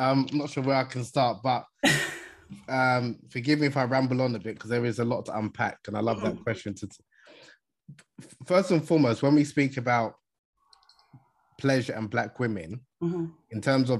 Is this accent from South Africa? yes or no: no; Nigeria; I'm originally from Nigeria, as I mentioned in the beginning, mm-hmm. In West Africa.